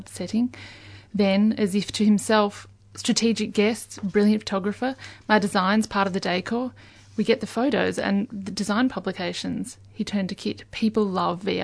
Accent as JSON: {"language": "English", "area": "Yarra Valley", "region": "Victoria", "country": "Australia", "tie": "born or raised there", "said": "I grew up in the Yarra Valley"}